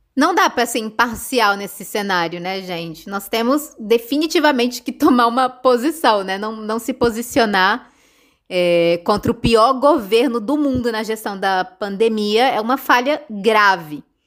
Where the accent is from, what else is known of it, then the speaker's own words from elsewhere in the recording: Brasília, Federal District, Brazil; now in Argentina; a gente é de Brasília